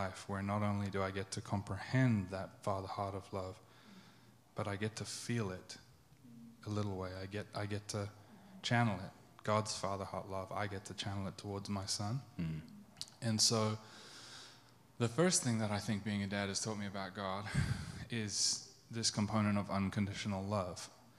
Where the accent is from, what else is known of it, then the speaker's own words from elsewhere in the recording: England, United Kingdom; moved away as an adult; also born or lived in South Africa; I'm confused because I was born in South Africa. I moved to England when I was 11. And then when I was 25, I moved here and I've spent 8 years here.